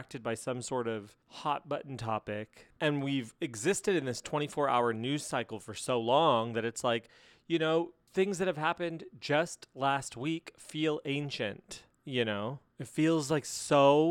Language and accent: English; United States; I am American